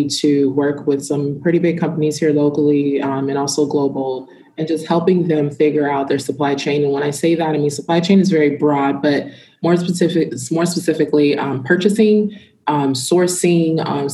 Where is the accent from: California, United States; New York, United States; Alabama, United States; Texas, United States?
California, United States; Ridgecrest; moved away as an adult; now in Miami, United States; So I am a small town girl from Ridgecrest, California. I was originally born in Miami